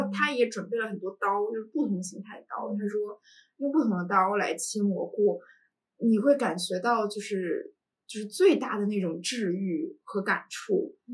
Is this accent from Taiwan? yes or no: no; Harbin, Heilongjiang, China; moved away as an adult; also born or lived in Syracuse, United States; now in Beijing, China; 我从小在东北长大， 嗯 哈尔滨这个城市，然后冬天的那种肃杀感，在我的童年印象里面非常深刻